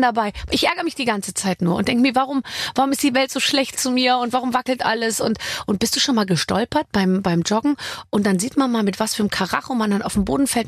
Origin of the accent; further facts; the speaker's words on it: Munich, Bavaria, Germany; Ich komme ja aus München